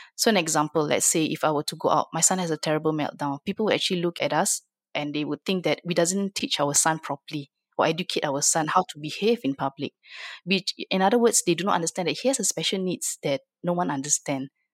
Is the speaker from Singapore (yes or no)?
yes; Singapore; I'm from Singapore